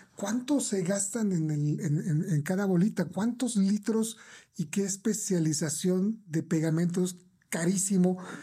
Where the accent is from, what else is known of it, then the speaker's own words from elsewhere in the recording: Mexico; nuestra cultura como mexicanos